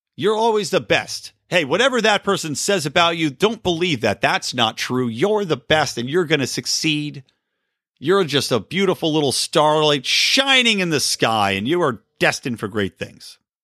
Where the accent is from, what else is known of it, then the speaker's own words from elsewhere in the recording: East Coast, United States; Growing up on the East Coast